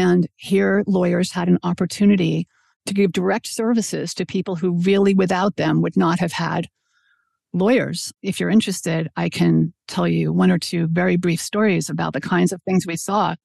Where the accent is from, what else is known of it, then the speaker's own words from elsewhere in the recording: New York City, New York, United States; I grew up in Brooklyn, New York